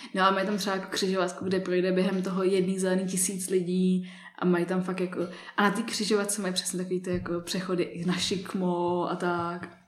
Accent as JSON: {"language": "Czech", "region": "Prague", "country": "Czechia", "tie": "born or raised there", "said": "jak jsem vyrostla v Praze"}